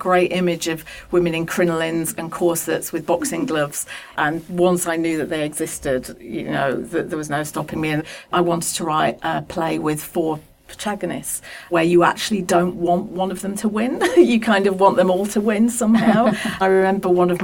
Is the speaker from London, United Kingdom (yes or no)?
no; Pendle, North West England, United Kingdom; I come from Pendle